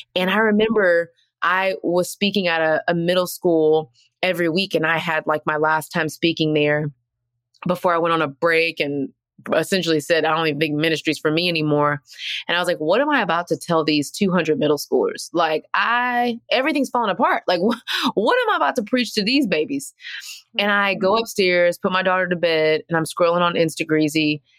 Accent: Texas, United States; now in Atlanta, United States; I'm from Texas

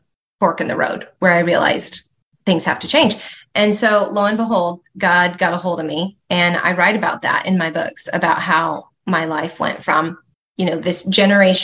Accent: California, United States; I grew up in California. My children actually are fifth generation Southern Californians

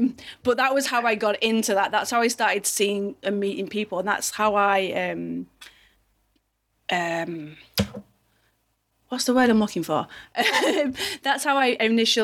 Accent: Manchester, North West England, United Kingdom; I'm from a place called Manchester

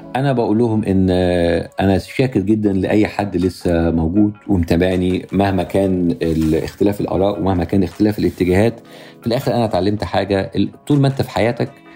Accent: Egypt; moved away as an adult; now in Los Angeles, United States; أنا مواطن أمريكي من أصل مصري لأن أنا عايش دلوقتي 90% من وقتي في أمريكا

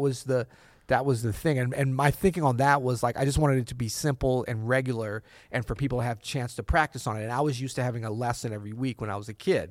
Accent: St. Louis, Missouri, United States; moved away as an adult; also born or lived in New Orleans; my wife and I grew up in Saint Louis

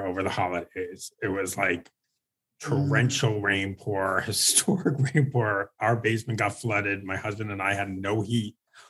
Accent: New York, United States; I'm from New York.

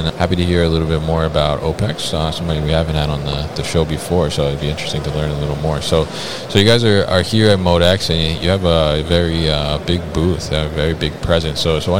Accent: New Jersey, United States; from my home state, New Jersey.

